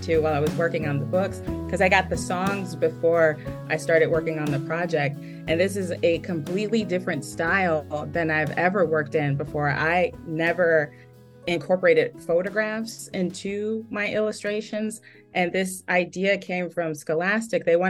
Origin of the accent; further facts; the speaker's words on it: Chicago, Illinois, United States; I grew up in urban neighborhoods. I'm from Chicago. I live just outside the city now